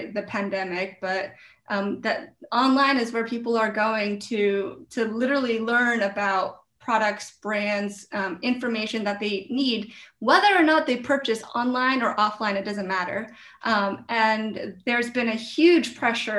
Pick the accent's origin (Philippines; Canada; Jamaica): Philippines; I'm Filipino. My family's from the Philippines. I was born in the Philippines